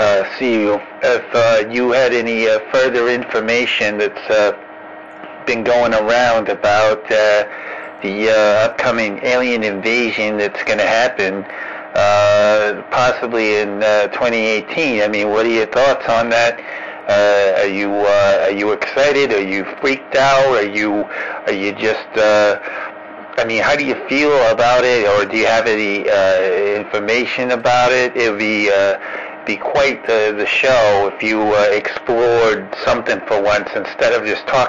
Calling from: Long Island, New York, United States; I'm calling you from Long Island.

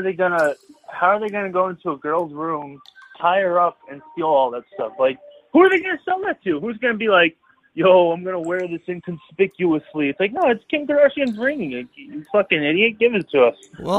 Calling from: Greenpoint, New York, United States; I'm calling from Greenpoint.

